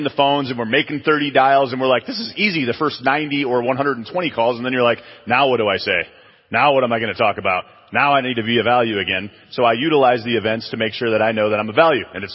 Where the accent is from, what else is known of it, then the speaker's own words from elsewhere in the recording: Chicago, Illinois, United States; now in San Antonio, United States; I'm from Chicago